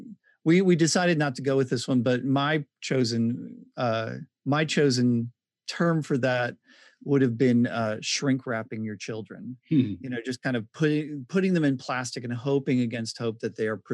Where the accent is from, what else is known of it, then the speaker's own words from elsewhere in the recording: Pennsylvania, United States; I'm from Pennsylvania.